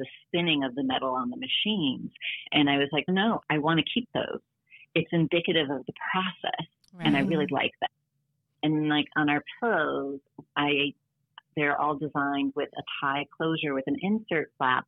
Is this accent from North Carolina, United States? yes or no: no; Detroit, Michigan, United States; now in New York City, United States; I grew up in Detroit